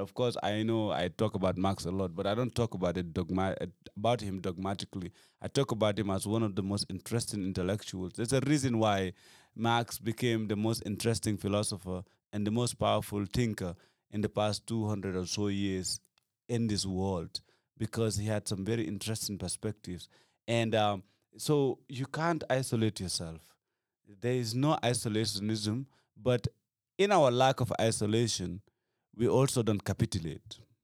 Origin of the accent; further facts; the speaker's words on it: Gambia; I come from Gambia